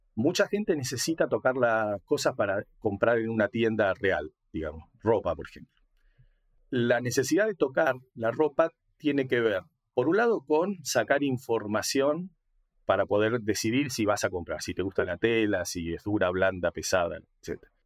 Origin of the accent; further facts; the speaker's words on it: Argentina; now in La Plata, Argentina; soy argentino, eh, nací hace 60 años, soy grande.